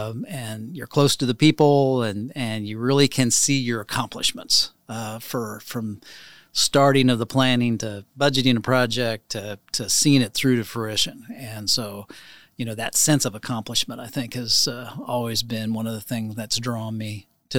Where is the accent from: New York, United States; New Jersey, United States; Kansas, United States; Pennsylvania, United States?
Kansas, United States; Clay Center; So I was actually born near Wakefield, in Clay Center. We had a family farm there, and actually Milford Lake took our farm.